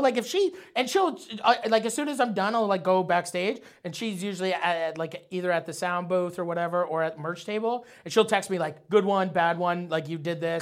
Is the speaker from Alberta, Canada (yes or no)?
no; St. Thomas, Ontario, Canada; also born or lived in Nova Scotia; we moved from Nova Scotia to fucking Saint Thomas, Ontario. Small fucking buttfuck town